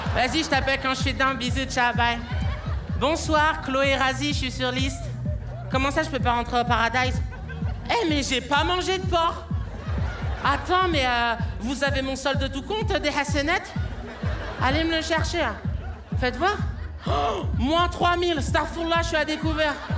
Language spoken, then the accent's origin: French; Paris, Île-de-France, France; je suis né à Paris, mes parents viennent de l'île Maurice